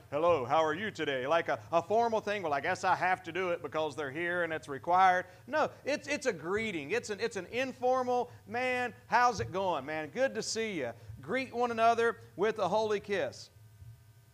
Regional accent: United States; As American

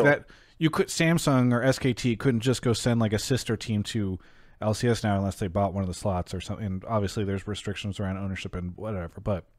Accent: United States; I'm an American

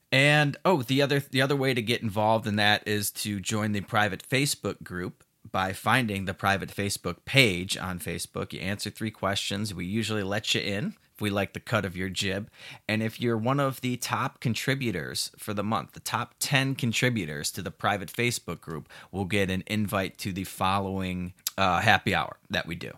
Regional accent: Chicago, Illinois, United States; moved away as an adult; now in Puerto Vallarta, Mexico; I'm, I'm from Chicago, so the uh, I, am used to you know 30 degree below zero temperatures

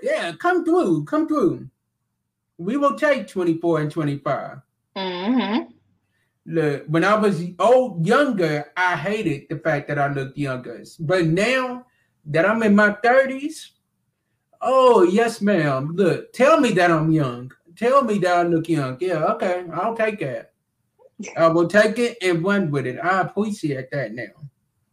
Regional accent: Glasgow, Kentucky, United States; that is right in my home city and right, in, right where I'm from.

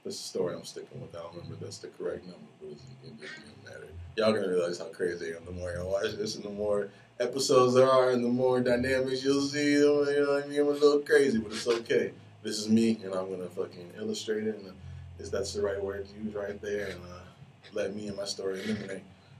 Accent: Detroit, Michigan, United States; The homie Floyd, I grew up with him in Detroit.

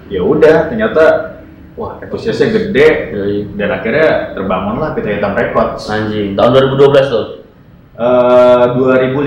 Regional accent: Jakarta, Indonesia; besar di Jakarta Selatan

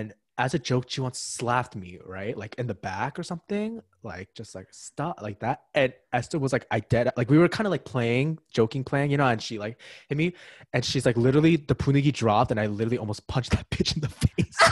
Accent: Ridgewood, New Jersey, United States; I'm from Ridgewood, New Jersey

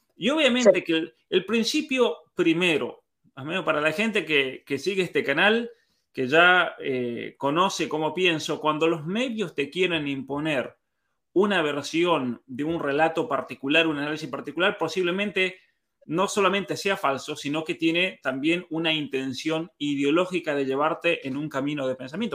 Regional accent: Argentina; nosotros los que somos de San Juan, de Mendoza

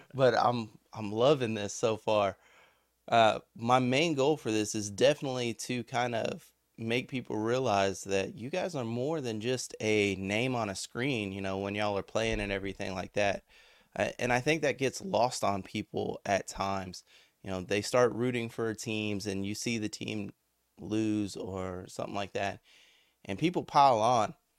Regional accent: Victoria, Texas, United States; I'm from Victoria

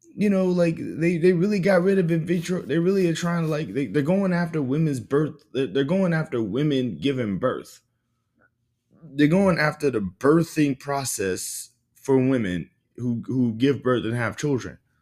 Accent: the South, United States; I grew up in the South

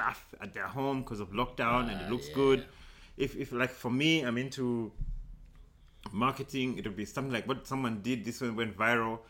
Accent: South Africa; I'm South African

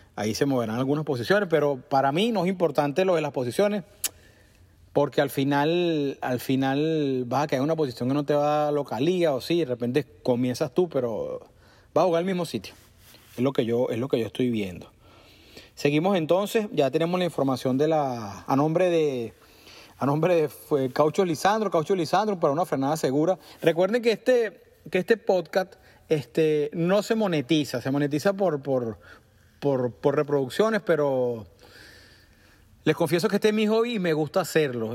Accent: Caracas, Venezuela; now in United States; parte de mi vida viví muy cerca de Parque Miranda. Eh, y, pasé muchos fines de semana metido ahí. Cuando los jóvenes la semana era fijo, pues salíamos del liceo y íbamos para allá

